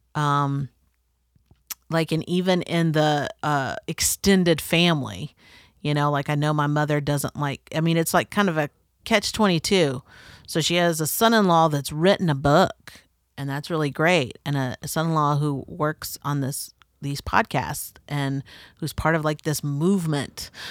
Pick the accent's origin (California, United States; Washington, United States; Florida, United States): Florida, United States; North; growing up in the South, um, and North Florida is very much the South